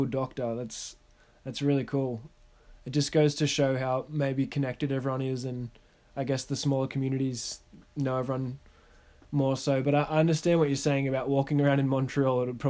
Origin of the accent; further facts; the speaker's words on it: Australia; being an Australian